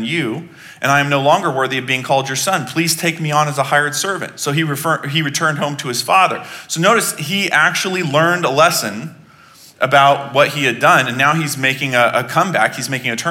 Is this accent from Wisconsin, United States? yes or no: no; Texas, United States; I was born in Texas